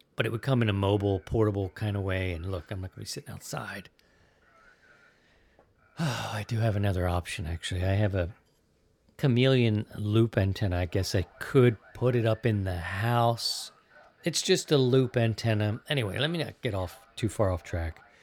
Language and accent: English; Baltimore, Maryland, United States; moved away as an adult; also born or lived in Philadelphia / Missouri; now in Sarasota, United States; I'm an East Coast kid, but I'm from Baltimore. I lived in Baltimore twenty-eight years